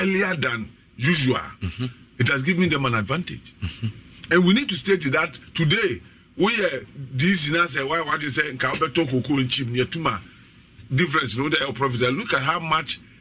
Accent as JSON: {"language": "English", "country": "Ghana", "said": "I'm a Ghanaian"}